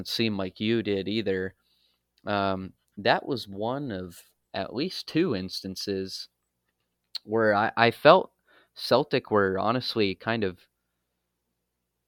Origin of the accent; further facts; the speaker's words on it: United States; as American sports fans